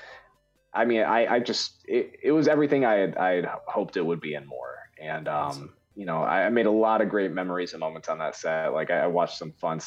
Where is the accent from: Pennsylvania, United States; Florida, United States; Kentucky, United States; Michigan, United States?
Michigan, United States; I'm from Michigan